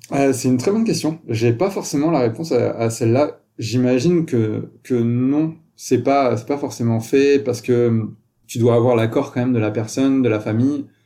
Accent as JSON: {"language": "French", "country": "France", "also_born_or_lived": "Toulouse, France", "moved": "as an adult", "lives_now": "Montreal, Canada", "said": "je suis un Français, je suis arrivé au Québec et à Montréal il y a, il plus de 5 ans"}